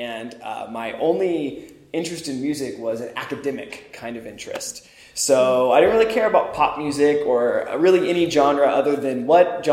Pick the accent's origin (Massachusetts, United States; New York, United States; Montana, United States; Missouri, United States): Missouri, United States; Springfield; moved away; I'm from Springfield, Missouri